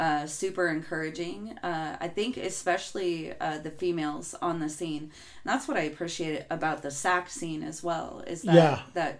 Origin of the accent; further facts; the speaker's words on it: Reno, Nevada, United States; moved away as an adult; now in Chico, United States; I grew up in the Reno Sparks area.